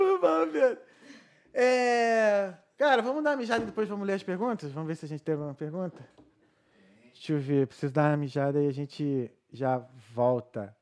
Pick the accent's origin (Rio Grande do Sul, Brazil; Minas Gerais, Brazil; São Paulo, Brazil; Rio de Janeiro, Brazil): Rio de Janeiro, Brazil; accent: chiado; moved away as an adult; now in Dublin, Ireland